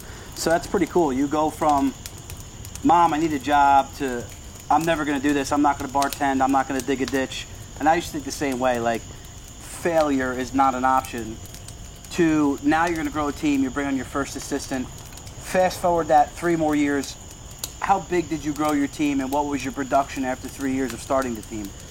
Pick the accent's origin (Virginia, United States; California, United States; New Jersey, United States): New Jersey, United States; Brick; being from Brick